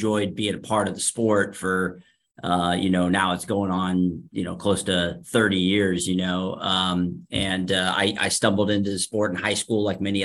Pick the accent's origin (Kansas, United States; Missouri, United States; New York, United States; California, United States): California, United States; Sacramento; I grew up here in Sacramento and I went to high school here in Sacramento